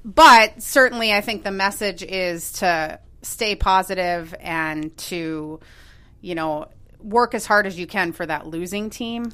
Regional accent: Minneapolis, Minnesota, United States; moved away as an adult; also born or lived in Evanston, Illinois / Santa Clara, California; now in Chicago, United States; I grew up in Minneapolis

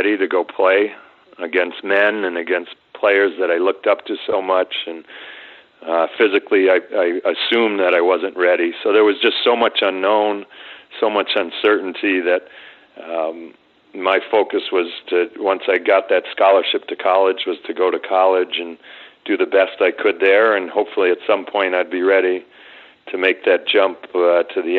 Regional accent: Connecticut, United States; I grew up in Connecticut, like I said, playing hockey through public schools all the way up through high school my sophomore year

